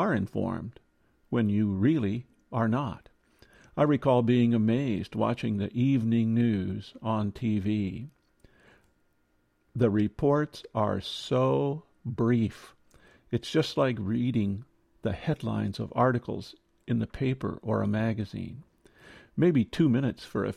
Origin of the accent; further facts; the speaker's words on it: Midwest, United States; Growing up in the Midwest